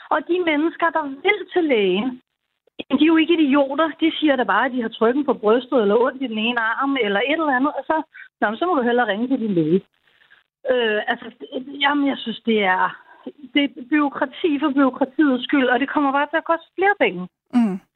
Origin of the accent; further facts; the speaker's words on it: North Zealand, Capital Region of Denmark, Denmark; moved away as an adult; now in Region Zealand, Denmark; jeg er fra Nordsjælland øhm, og har haft læge der, siden jeg var, ja, blev barn. Og nu bor jeg så i Region Sjælland.